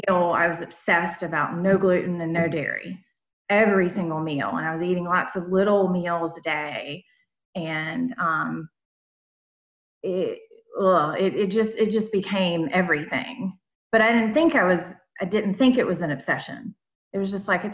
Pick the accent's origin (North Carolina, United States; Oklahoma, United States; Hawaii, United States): North Carolina, United States; accent: Southern; now in South Carolina, United States; I'm originally from North Carolina, but I live in South Carolina.